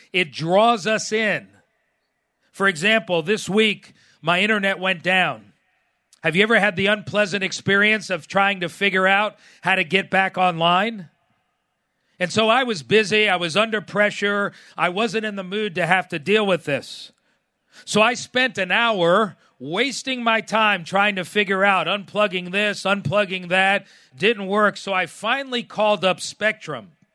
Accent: South Florida, United States; growing up in South Florida, I used to fish a lot in the Keys

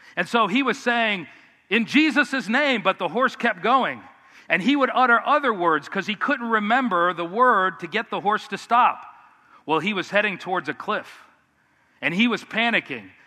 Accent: United States; as American Christians, we're very independent

